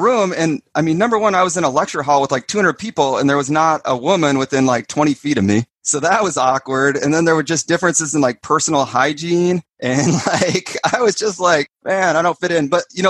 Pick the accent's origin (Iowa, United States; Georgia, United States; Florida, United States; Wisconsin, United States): Iowa, United States; also born or lived in Kansas; And then when we moved to Iowa from Kansas, we had this area of bike trails, and we'd go down there for just hours and like build these jumps, build tabletops, build berms, and just have a blast.